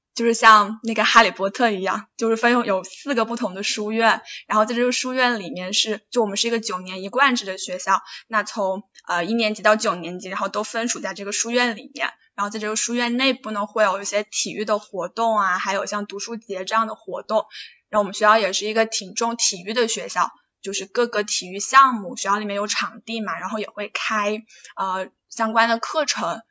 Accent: Hunan, China; 我老家也是湖南的

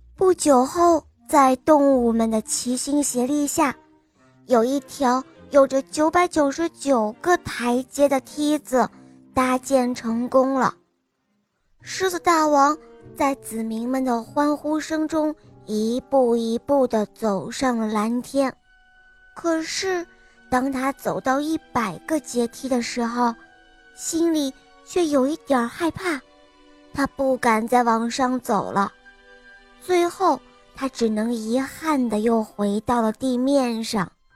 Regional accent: Xi'an, Shaanxi, China; 我今年六岁了，我来自西安

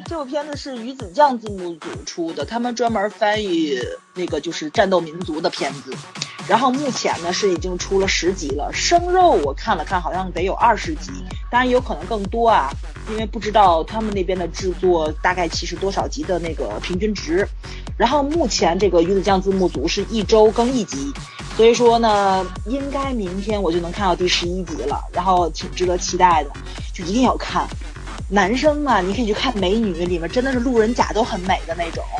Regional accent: Tianjin, China; accent: Tianjin dialect; 就我们六纬路、八纬路那一块儿，就是离海河很近嘛

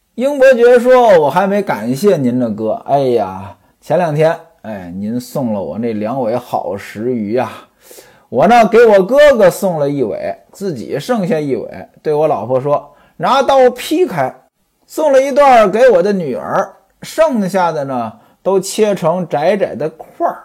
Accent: northern China, China; moved away; 我是北方人，从小呢家里边儿就穷

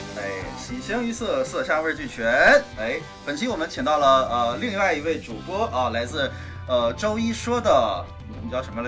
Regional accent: China; 我们中国人

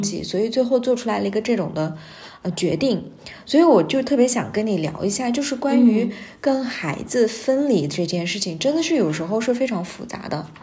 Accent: Xinjiang, China; now in Beijing, China; 从我们新疆那边儿到了北京

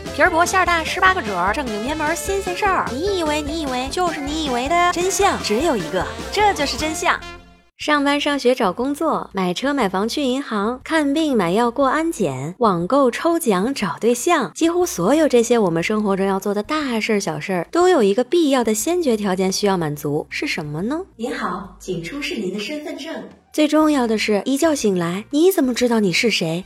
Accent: Inner Mongolia, China; 我出生在内蒙古

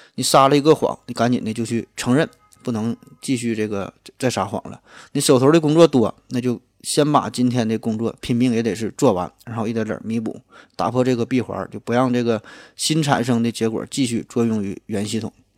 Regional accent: Northeast China, China; 半开不知道算不算咱们东北话

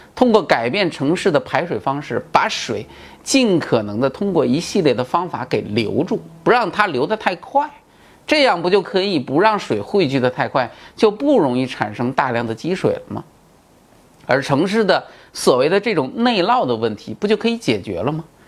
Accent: China; 我们中国人

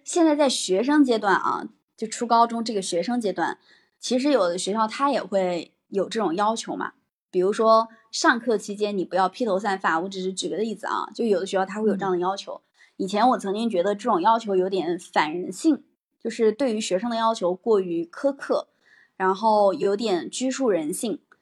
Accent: Hebi, Henan, China; 我的家乡，我的家乡，啊，具体的地方是河南鹤壁

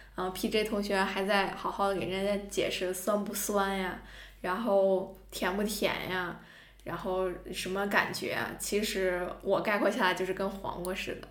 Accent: northern China, China; 我是一个北方人

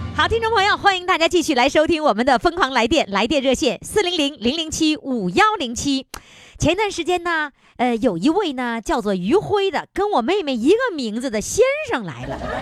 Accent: Dongning, Heilongjiang, China; 我的家乡，黑龙江省东宁县

